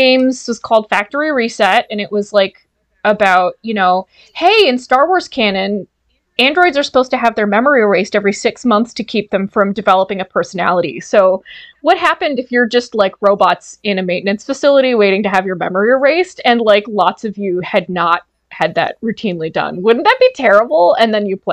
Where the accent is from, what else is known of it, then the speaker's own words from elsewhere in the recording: Ohio, United States; moved away as an adult; now in Canada; I grew up in Ohio, really conservative Catholic